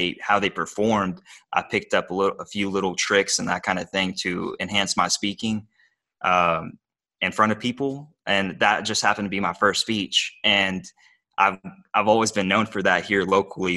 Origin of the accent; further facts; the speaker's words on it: Bowling Green, Kentucky, United States; accent: Kentucky; English is a second language; I grew up in Bowling Green, Kentucky. I was born and raised here.